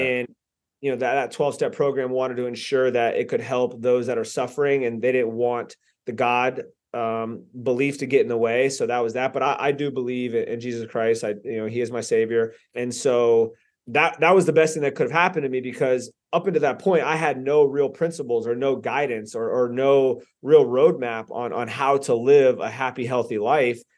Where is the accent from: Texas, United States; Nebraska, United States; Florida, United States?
Florida, United States; Lantana; also born or lived in Boynton Beach, Florida / Delray Beach, Florida; I grew up in Lantana, Lake Worth area